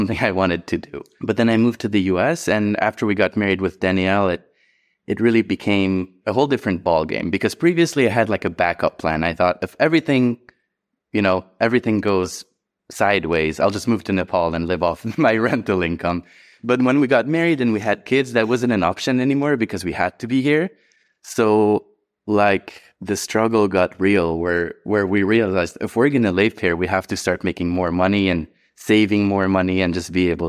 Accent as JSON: {"language": "English", "country": "Hungary", "tie": "born or raised there", "second_language": "English", "moved": "as an adult", "said": "Yeah, so I think mine starts back in Hungary. That's where I grew up in Europe."}